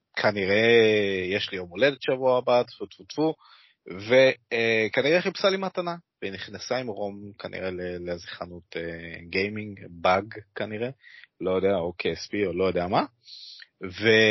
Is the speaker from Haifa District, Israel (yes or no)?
yes; Kiryat Yam, Haifa District, Israel; moved away; אני מגיע במקור מהצפון, אוקיי? קריית ים רפרזנט